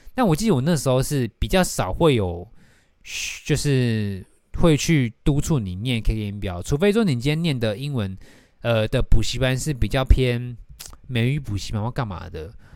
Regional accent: Taiwan; 就是以那种我们台湾人，亚洲小孩在学英文会遇到的问题

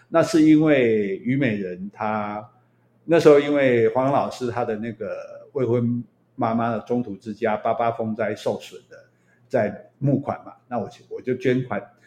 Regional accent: southern Taiwan, Taiwan; 我们南部人讲话比较， 比较直嘛

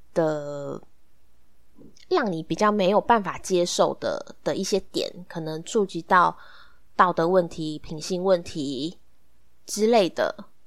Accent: Taiwan; 我们台湾这边

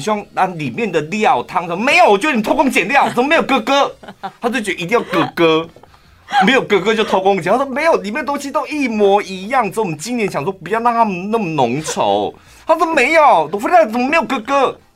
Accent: Yuanli, Miaoli County, Taiwan; 我们院里人非常讨厌一件事，就是把我们院里人讲成苗栗人

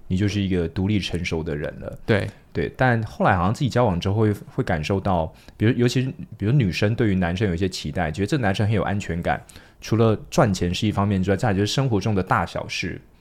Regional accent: Taipei, Taiwan; 就台北人嘛，从小在台北长大，在台北念书

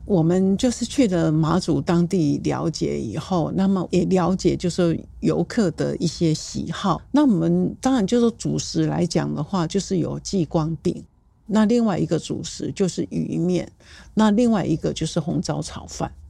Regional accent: Taiwan; 但对我们台湾人来讲，

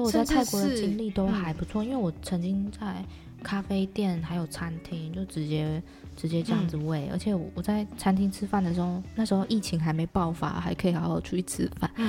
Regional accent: Tainan, Taiwan; moved away as an adult; now in Taoyuan, Taiwan; 对，我是台南人。

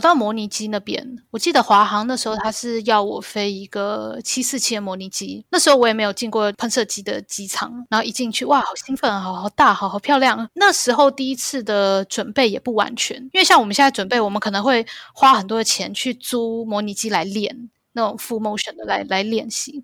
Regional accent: Taiwan; moved away as an adult; also born or lived in Canada; now in Hong Kong; 在台湾长大

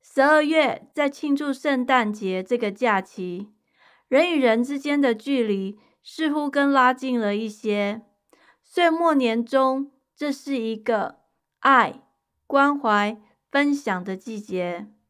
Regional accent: Taiwan; moved away; 我小时候在台湾

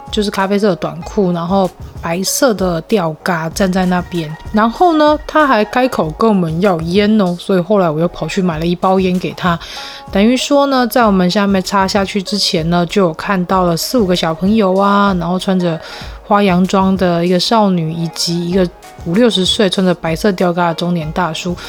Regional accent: Tainan, Taiwan; moved away as an adult; now in northern Taiwan; 来自台南

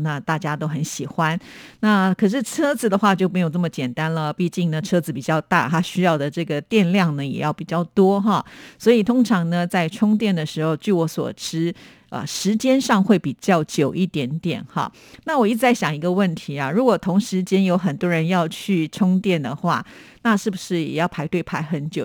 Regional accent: Taiwan; 因为我是台湾人

